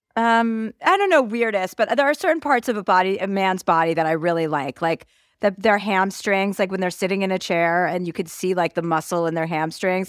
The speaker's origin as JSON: {"language": "English", "area": "Martha's Vineyard", "region": "Massachusetts", "country": "United States", "tie": "born or raised there", "said": "I grew up in Martha's Vineyard"}